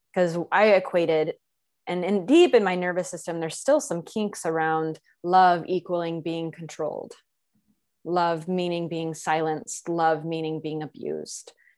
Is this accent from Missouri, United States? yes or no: no; Texas, United States; was born and raised in Texas